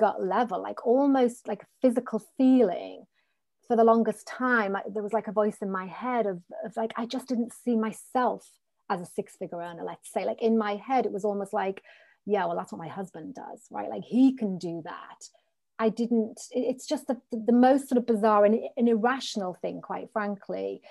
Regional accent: North East England, United Kingdom; I grew up in the Northeast of the country

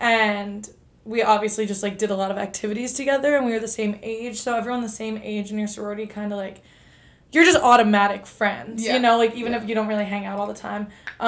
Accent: Long Island, New York, United States; I'm 21. I'm a senior at Purdue University. And yeah, I'm from Long Island, New York.

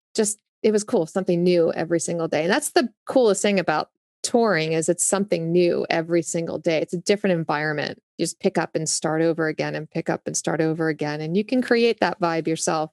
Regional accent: New Jersey, United States; accent: Jersey; moved away as an adult; also born or lived in Augusta, Georgia / San Diego / Los Angeles; now in Nashville, United States; Yes, Jersey. I grew up in Jersey

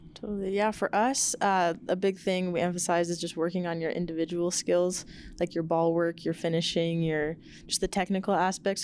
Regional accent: Seattle, Washington, United States; moved away as an adult; now in Albuquerque, United States; my hometown, Seattle

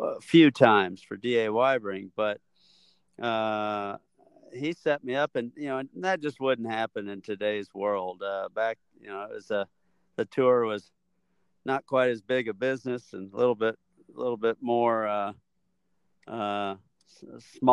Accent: Illinois, United States; moved away as an adult; now in Texas, United States; I'm from Illinois

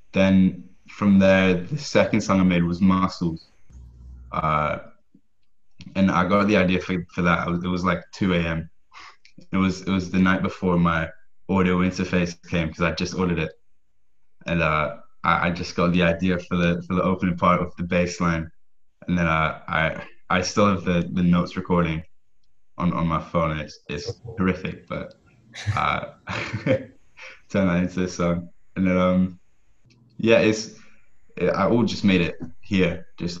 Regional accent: Scotland, United Kingdom; I'm from Scotland, and I make music

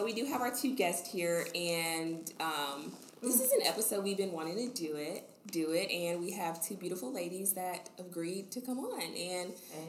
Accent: Kansas City, Missouri, United States; I'm from Kansas City, Missouri. So, in Missouri.

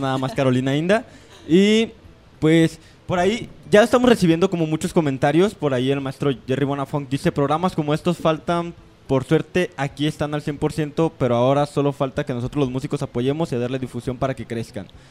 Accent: Mexico; tenemos como mexicanos

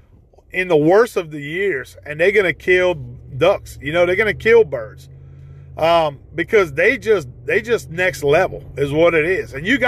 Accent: Ville Platte, Louisiana, United States; Growing up in Evangeline Parish in the town of Ville Platte, Louisiana, that's actually where our hunting roots started at as children

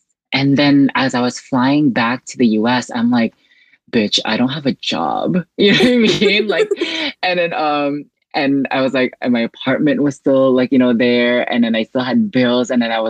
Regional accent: Central Visayas, Philippines; now in Los Angeles, United States; I'm originally from the Philippines, but I have been living in the U.S. for like God knows how long. So yeah, I'm from an island called Cebu.

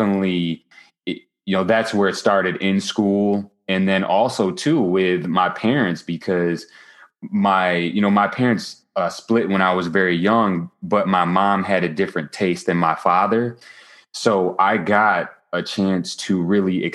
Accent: Grand Rapids, Michigan, United States; now in New Jersey, United States; I'm originally from Grand Rapids, Michigan, not to be confused with Detroit, Michigan or 8 Mile.

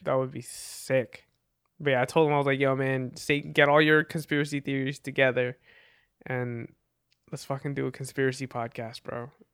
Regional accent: New Jersey, United States; also born or lived in Philippines; I'm from the Philippines originally, and, uh, I'm from New Jersey.

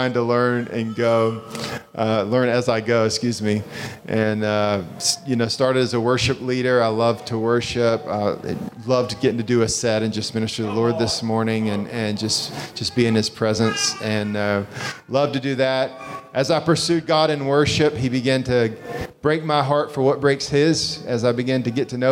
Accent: Greenville, North Carolina, United States; also born or lived in Raleigh-Durham, North Carolina; I've been in North Carolina my whole life, and we're in the town of Greenville

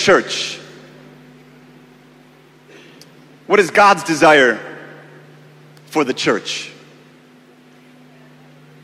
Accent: United States; moved away as an adult; now in Kenya; I am American by birth, but I claim my Kenyan identity

